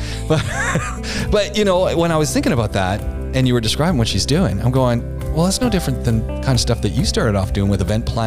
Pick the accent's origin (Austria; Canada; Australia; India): Canada; moved away; we're Canadian